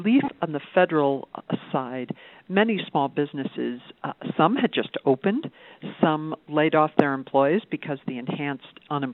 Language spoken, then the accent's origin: English; New York City, New York, United States; now in Reno, United States; I grew up in New York City